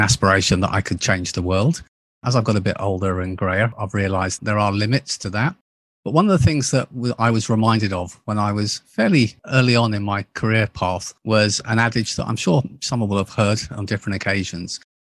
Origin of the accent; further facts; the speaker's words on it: United Kingdom; moved away as an adult; also born or lived in United States; being a Brit, back in eighty-nine, I moved across to the U S A to open our, our U S business